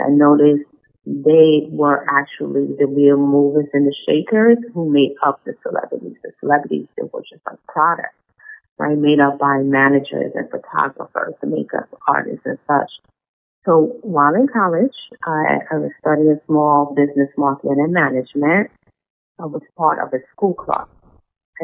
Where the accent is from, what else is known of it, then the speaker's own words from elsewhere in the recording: Guyana; moved away; She noticed my accent and asked me where I'm from. I told her I was raised in Guyana